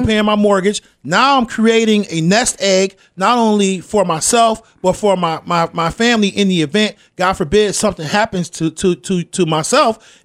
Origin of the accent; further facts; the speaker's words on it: Rochester, New York, United States; I grew up in the Jefferson Avenue area